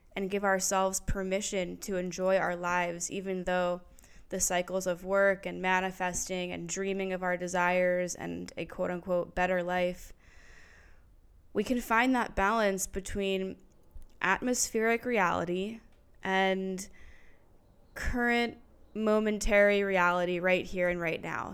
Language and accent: English; New Jersey, United States; moved away as an adult; now in Philadelphia, United States; I grew up in New Jersey